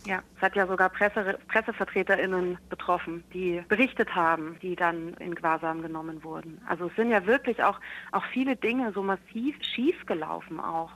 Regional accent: Munich, Bavaria, Germany; ich komme aus München

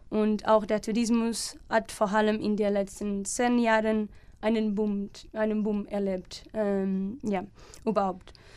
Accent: Alcobaça, Leiria District, Portugal; German is a second language; moved away as an adult; now in Germany; ich komme aus Portugal, ähm, genauer aus Alcobaça

